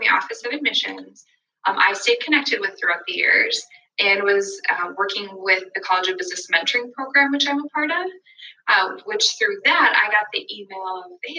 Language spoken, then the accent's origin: English; West Fargo, North Dakota, United States; I'm from West Fargo, born and raised.